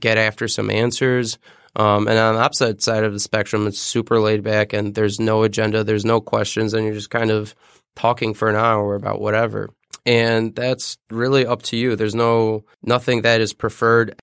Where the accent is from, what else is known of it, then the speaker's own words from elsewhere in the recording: Detroit, Michigan, United States; I grew up in Detroit, the city of Detroit